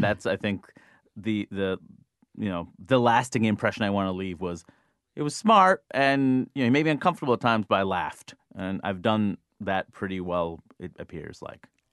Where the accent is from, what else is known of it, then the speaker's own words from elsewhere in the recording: United States; I'm an American